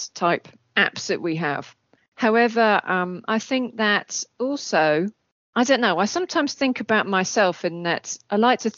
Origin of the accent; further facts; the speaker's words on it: England, United Kingdom; moved away as an adult; also born or lived in Cambridge; now in Krakow, Poland; I was born in England.